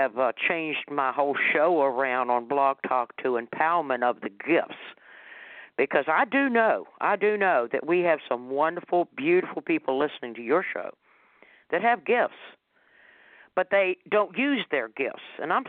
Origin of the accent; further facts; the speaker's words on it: the South, United States; I'm from the South, so I'm saying y'all.